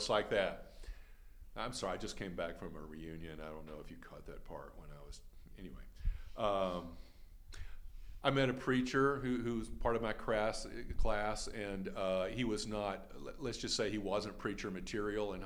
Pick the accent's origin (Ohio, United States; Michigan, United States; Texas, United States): Texas, United States; Austin; I was born in Austin